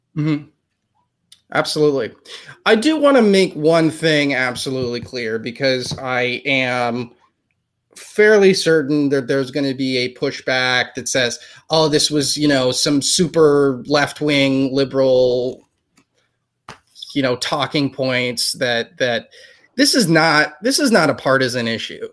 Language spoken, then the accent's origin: English; United States; we are from the United States